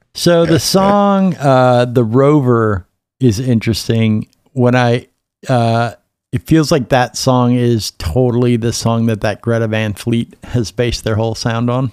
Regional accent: Minnesota, United States; growing up in Minnesota

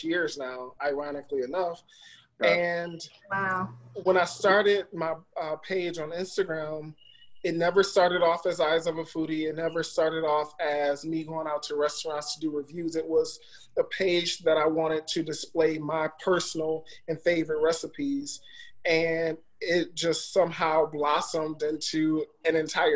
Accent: Detroit, Michigan, United States; moved away as an adult; now in Los Angeles, United States; I will represent Detroit everywhere I go

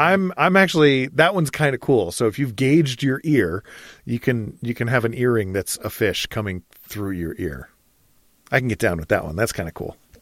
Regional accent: Michigan, United States; now in Idaho, United States; we gardened where I grew up in Michigan

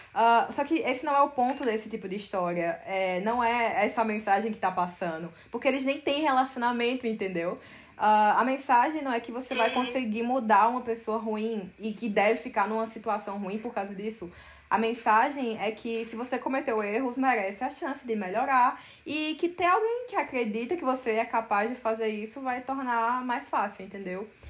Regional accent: Campina Grande, Paraíba, Brazil; moved away as an adult; now in São Paulo, Brazil; nasci em Campina Grande, na Paraíba, mas me mudei para São Paulo em 2016 para estudar cinema e animação na FAP.

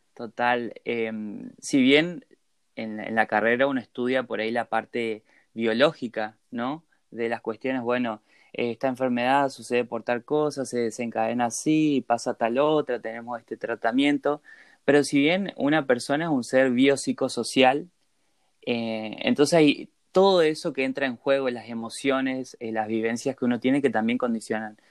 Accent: Posadas, Misiones, Argentina; also born or lived in Corrientes; soy de Posadas Misiones

